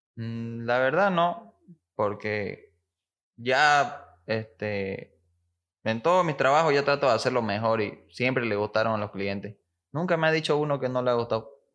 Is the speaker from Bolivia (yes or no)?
yes; Santa Cruz de la Sierra, Santa Cruz, Bolivia; soy aquí de Santa Cruz